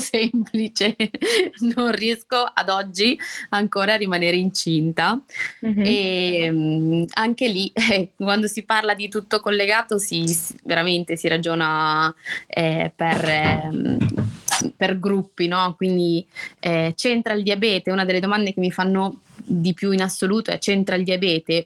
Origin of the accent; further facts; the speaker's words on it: Albenga, Liguria, Italy; ho 29 anni, vengo da Albenga, un paese in provincia, una città, non paese, in provincia di, di Savona